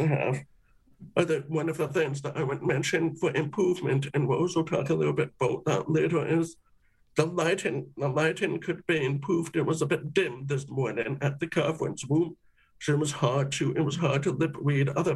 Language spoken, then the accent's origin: English; Canada; us being Canadian